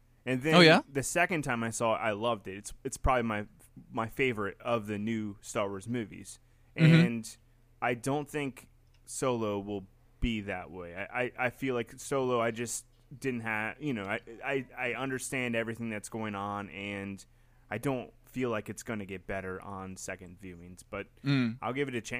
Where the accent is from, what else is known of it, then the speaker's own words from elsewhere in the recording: Kentucky, United States; from Kentucky.